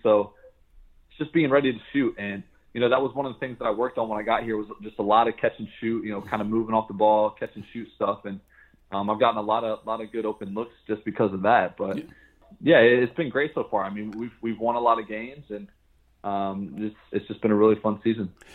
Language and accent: English; Franklin, Ohio, United States; moved away as an adult; Franklin, the city where I live, like everybody is really close